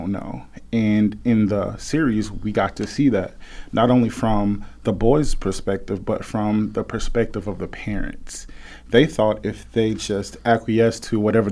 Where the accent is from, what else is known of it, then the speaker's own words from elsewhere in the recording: Memphis, Tennessee, United States; growing up in Memphis, Tennessee, with a single parent